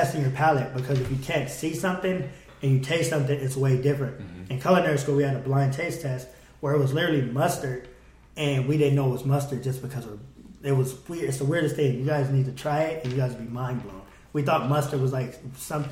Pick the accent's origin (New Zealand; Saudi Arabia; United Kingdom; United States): United States; I'm from the United States